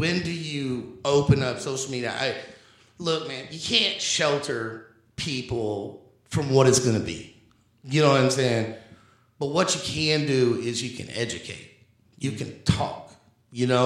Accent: Indianapolis, Indiana, United States; growing up in Indianapolis

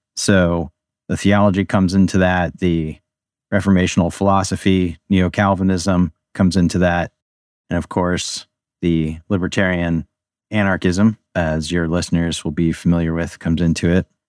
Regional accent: Baltimore, Maryland, United States; also born or lived in Budapest, Hungary; now in Pennsylvania, United States; I grew up in the Baltimore area, although now I'm living in middle Pennsylvania

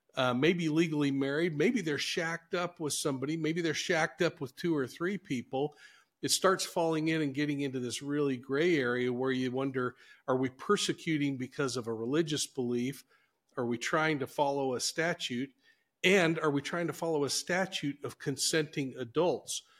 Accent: Salt Lake City, Utah, United States; now in Ogden, United States; I grew up in Salt Lake City, moved in my senior year of high school.

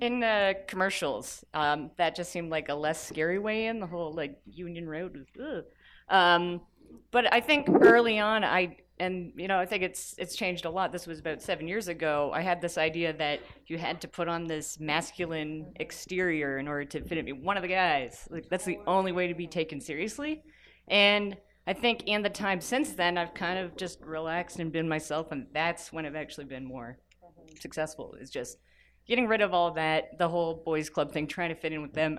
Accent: Toronto, Ontario, Canada; I'm an editor from Toronto

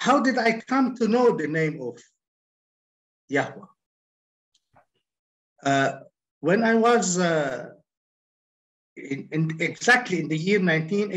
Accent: Lebanon; I'm from Lebanon.

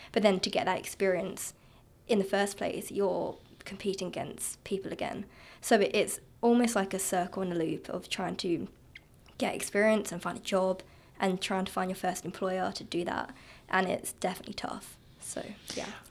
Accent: Kent, South East England, United Kingdom; moved away as an adult; also born or lived in Norwich; now in Canada; my hometown, which is Kent in the south of the east of the U K.

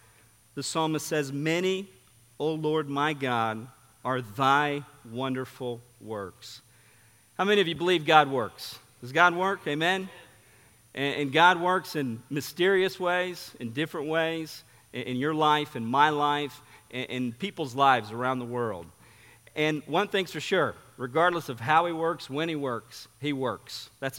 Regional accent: São Paulo, Brazil; I grew up in Sao Paulo, Brazil. I mean, it was a great privilege and honor to grow up in a missionary family.

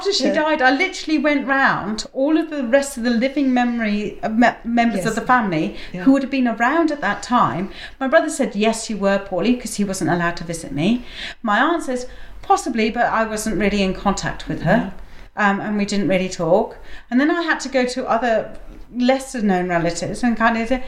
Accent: India; moved away; I grew up in India

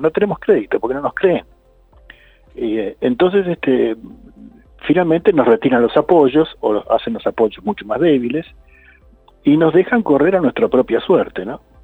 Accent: Argentina

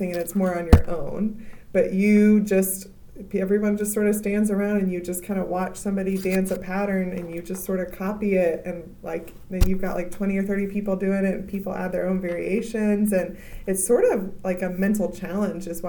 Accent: Texas, United States; now in Indiana, United States; I'm from Texas

